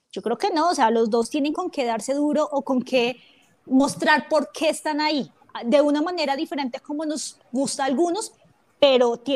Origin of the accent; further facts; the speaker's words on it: Colombia; digamos, yo soy de Colombia, yo qué me voy a poner a opinar de, de Arequipa, yo no tengo ni idea de allá.